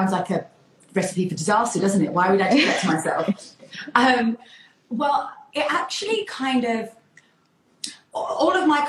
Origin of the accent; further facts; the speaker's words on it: Essex, East of England, United Kingdom; growing up in Essex